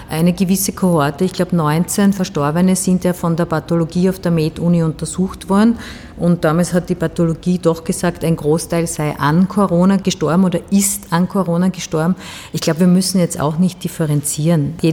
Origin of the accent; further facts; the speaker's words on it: Styria, Austria; Die Steiermark ist halt meine Heimat. Ich bin gern bei den Menschen draußen.